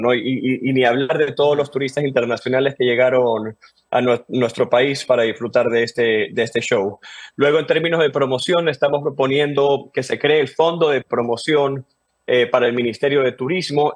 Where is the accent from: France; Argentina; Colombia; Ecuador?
Ecuador; Como ecuatorianos